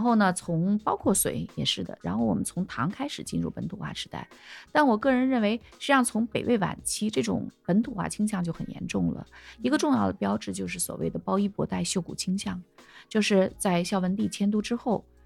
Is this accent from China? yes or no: yes; China; 我们中国人